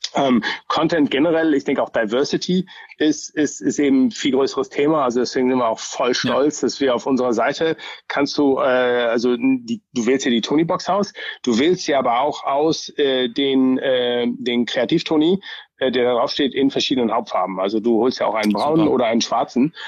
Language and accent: German; Germany; now in Bay Area, United States; ich bin ja schon auch so ein bisschen als Deutscher groß geworden